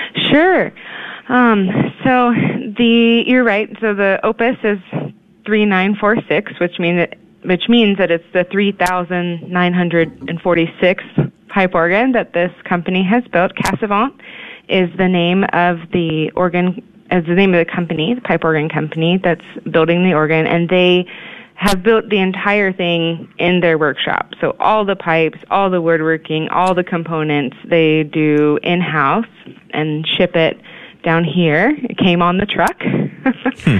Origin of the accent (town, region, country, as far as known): Houston, Texas, United States; born or raised there; moved away as an adult; also born or lived in Indiana / Kansas / Kansas City